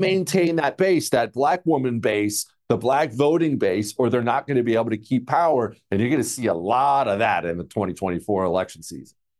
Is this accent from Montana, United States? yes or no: yes; Montana, United States; now in Houston, United States; I grew up in Montana